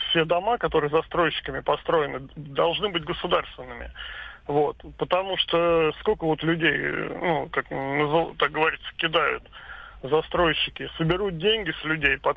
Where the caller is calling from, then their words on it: Volgograd, Volgograd Oblast, Russia; А, добрый день, Волгоград.